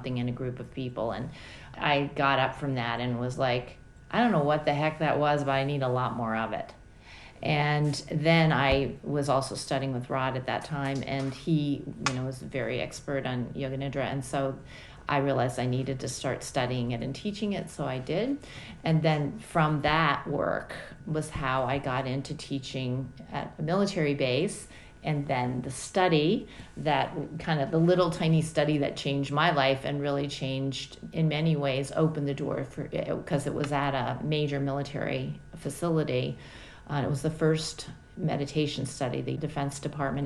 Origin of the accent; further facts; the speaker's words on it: Washington, District of Columbia, United States; also born or lived in Nashville, Tennessee; I was born in Nashville, Tennessee, the southern part of the United States, and then my parents moved the family to the Washington, D.C. area, and that's really where I grew up, is around Washington, D.C., in the suburbs of Washington, D.C.